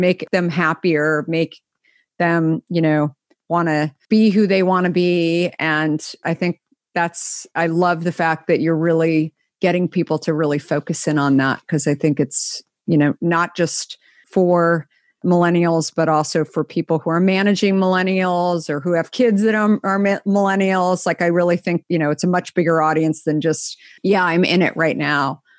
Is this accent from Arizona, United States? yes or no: yes; Scottsdale, Arizona, United States; also born or lived in New York / San Francisco; now in Marin County, United States; I grew up in Scottsdale